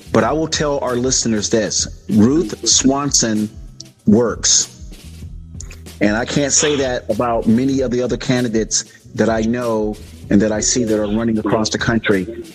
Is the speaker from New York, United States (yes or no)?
no; South Florida, United States; now in Sacramento County, United States; sunny South Florida, my hometown, the 305 we used to call it.